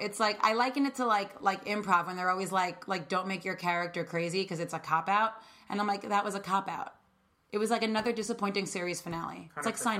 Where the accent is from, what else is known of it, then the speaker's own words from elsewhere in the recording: New York, United States; I'm also a New Yorker